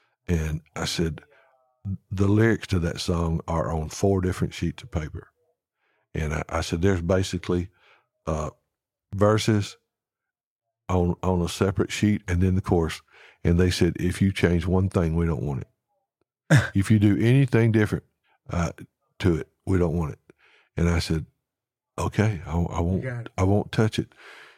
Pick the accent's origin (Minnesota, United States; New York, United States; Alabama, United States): Alabama, United States; Alan's from Georgia, I'm from Alabama.